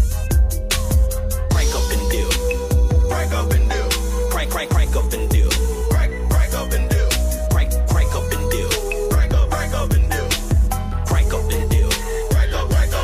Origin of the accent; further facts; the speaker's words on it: Charlotte, North Carolina, United States; I was born in Carolina Medical Center